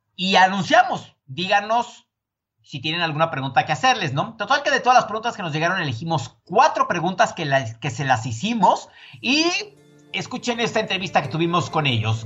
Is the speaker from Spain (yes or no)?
no; Mexico; yo, el mexicano